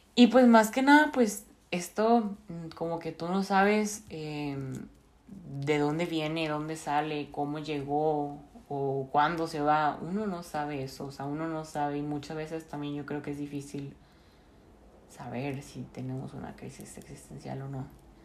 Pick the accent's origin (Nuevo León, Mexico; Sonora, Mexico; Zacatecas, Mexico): Nuevo León, Mexico; Monterrey; now in Bern, Switzerland; soy originaria de Monterrey, Nuevo León